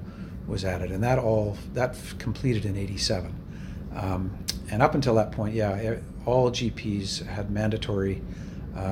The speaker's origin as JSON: {"language": "English", "town": "Vancouver", "region": "British Columbia", "country": "Canada", "tie": "born or raised there", "said": "where I grew up in Vancouver"}